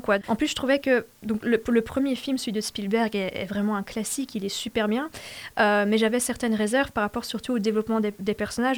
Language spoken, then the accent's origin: French; Belgium; je suis à moitié euh, flamande, à moitié francophone.